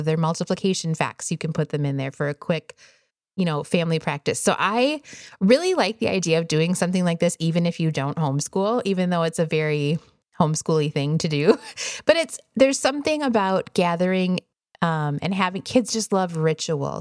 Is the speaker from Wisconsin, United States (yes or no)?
yes; Wisconsin, United States; now in Arizona, United States; I grew up in Wisconsin